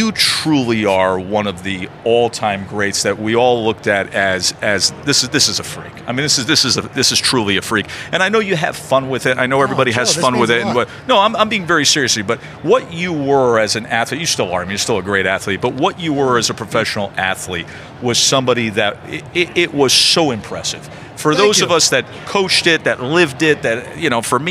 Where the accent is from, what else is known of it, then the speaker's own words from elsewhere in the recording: Schenectady, New York, United States; moved away; I grew up in an Italian-speaking neighborhood in Schenectady, New York.